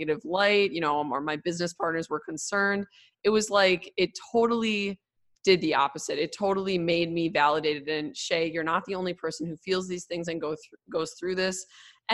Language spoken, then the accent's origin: English; Milwaukee, Wisconsin, United States; I grew up in Milwaukee, but Milwaukee's very segregated.